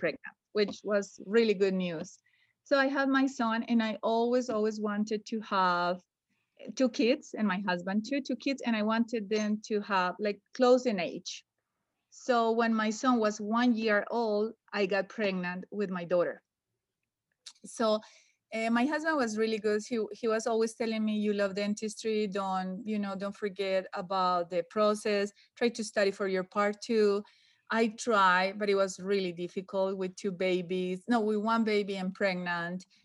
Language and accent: English; Medellín, Antioquia, Colombia; English is a second language; moved away as an adult; now in United States; Medellin, my hometown